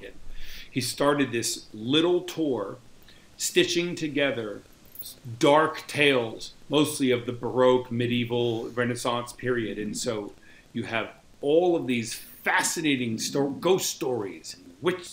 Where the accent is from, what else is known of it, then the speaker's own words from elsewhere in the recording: New York, United States; moved away as an adult; now in Rome, Italy; I'm from New York